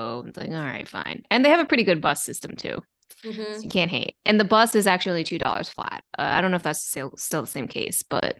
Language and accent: English; Maryland, United States; now in New York City, United States; I grew up in Maryland, like close to DC.